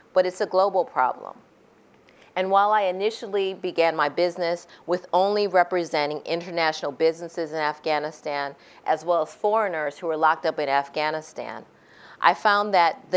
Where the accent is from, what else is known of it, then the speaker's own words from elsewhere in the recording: United States; me as an American lawyer